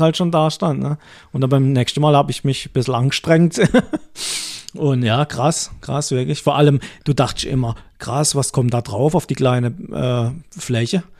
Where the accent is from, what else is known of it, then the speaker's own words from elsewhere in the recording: Baden-Württemberg, Germany; bei uns in Baden-Württemberg